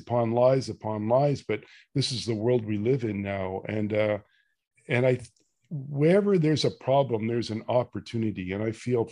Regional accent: Canada; being Canadian

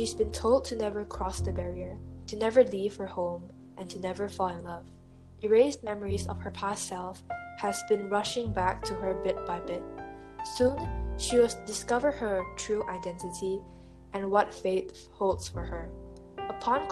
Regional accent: Malaysia; I am a Malaysian, but I'm Chinese

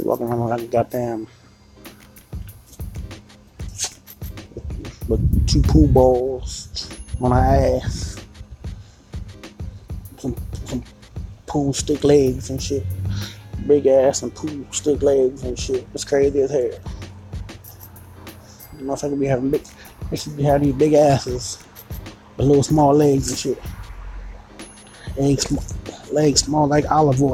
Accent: Baltimore, Maryland, United States; Baltimore City, my hometown

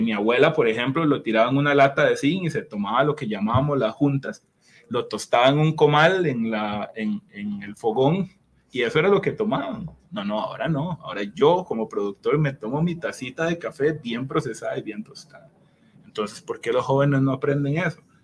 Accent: Costa Rica

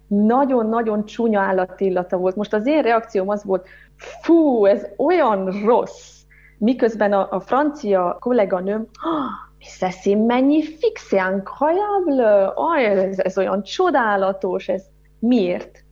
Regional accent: Harghita Mountains, Harghita County, Romania; born or raised there

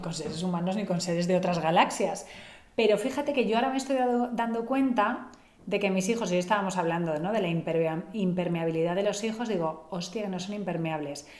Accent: Barcelona, Catalonia, Spain; soy de Barcelona

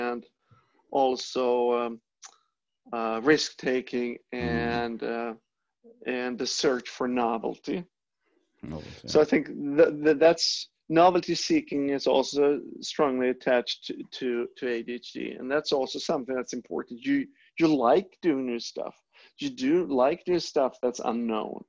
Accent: Sweden; moved away as an adult; also born or lived in Europe; now in United States; I'm from Northern Europe. I'm from Sweden

